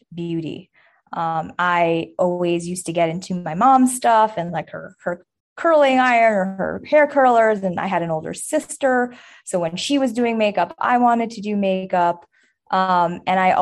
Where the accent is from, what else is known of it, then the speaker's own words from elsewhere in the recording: New York, United States; I grew up in New York